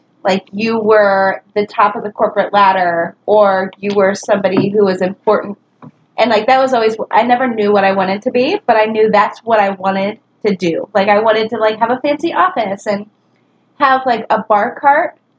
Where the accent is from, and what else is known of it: Cleveland, Ohio, United States; born or raised there